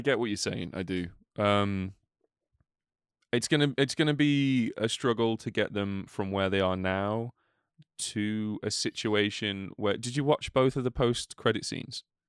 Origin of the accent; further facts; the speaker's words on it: United Kingdom; we're British as well.